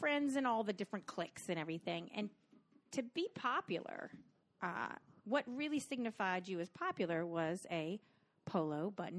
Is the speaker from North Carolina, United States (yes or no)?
yes; North Carolina, United States; moved away; growing up in small town North Carolina